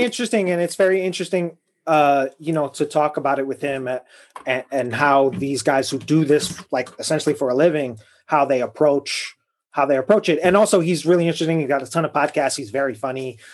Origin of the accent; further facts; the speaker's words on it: Chicago, Illinois, United States; I'm from Chicago and I grew up really close to Wrigley Field